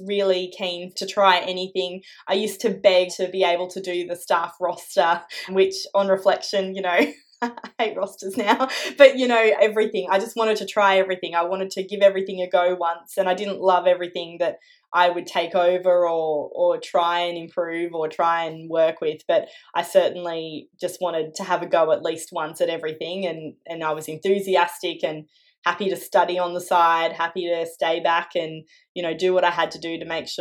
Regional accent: Canberra, Australian Capital Territory, Australia; I grew up here in Canberra. So I was born here and was here for all of my schooling.

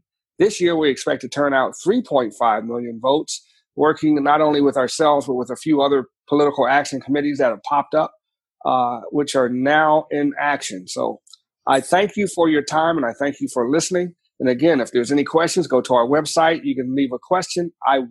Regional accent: Washington, District of Columbia, United States; I grew up in Washington, D.C.

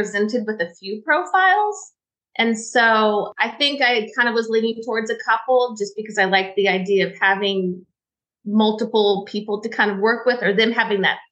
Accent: Corpus Christi, Texas, United States; I grew up in Texas on the coast in Corpus Christi

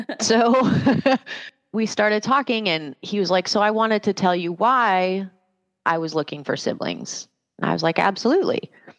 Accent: Canada; moved away as an adult; I didn't have a work visa. I am immigrated from Canada, which sounds like a funny thing, but this is a thing.

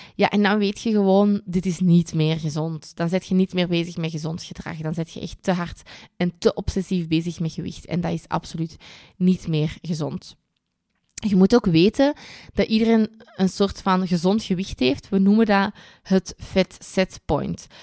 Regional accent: Kempen, Flanders, Belgium; bij ons in de Kempen

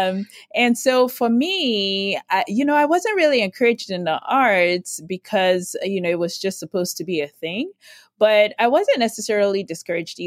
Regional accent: Nigeria; now in United States; I grew up in Nigeria

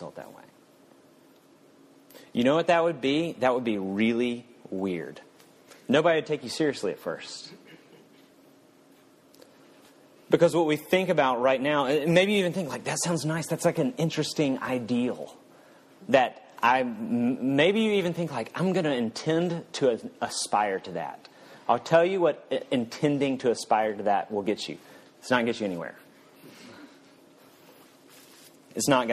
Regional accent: the South, United States; I'm from the South

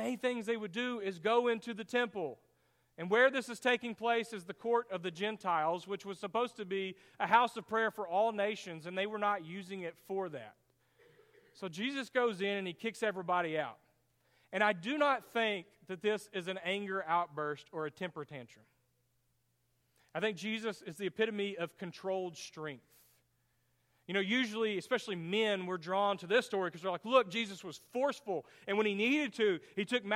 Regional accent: Greenville, Texas, United States; When I was in elementary school, the church that we grew up in Greenville, Texas

